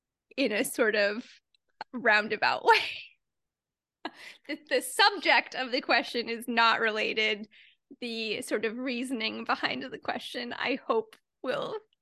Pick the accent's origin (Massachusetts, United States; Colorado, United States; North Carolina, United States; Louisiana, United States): North Carolina, United States; Durham; born there; I was born in Durham, North Carolina, a fact of which I am prouder about than I should be, but I've spent very little time there